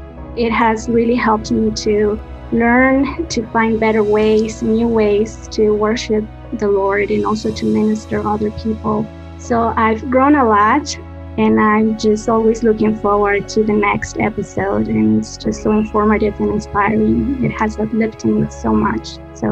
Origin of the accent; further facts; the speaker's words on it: Ecuador; I'm from Ecuador, and I support Leading Saints.